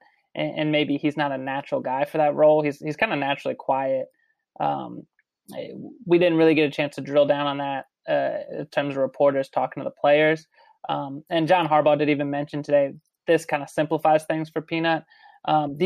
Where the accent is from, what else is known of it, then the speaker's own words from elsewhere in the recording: Rockville, Maryland, United States; I grew up outside of D.C., Rockville, Maryland